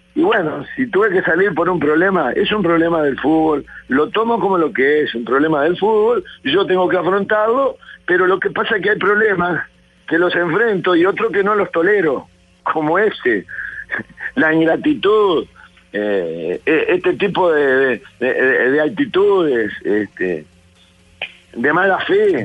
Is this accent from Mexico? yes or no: no; Florida, Uruguay; de mi pueblo, de Florida